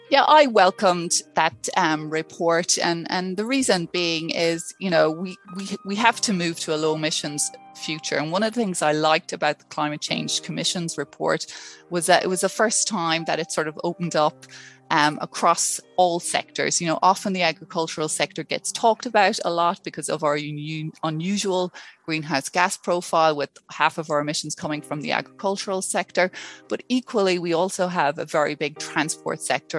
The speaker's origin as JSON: {"language": "English", "country": "Ireland", "moved": "as an adult", "lives_now": "Palmerston North, New Zealand", "said": "as you can tell from my accent, I'm not a, a, mm. a, a native Kiwi. I came from Ireland back in 2006"}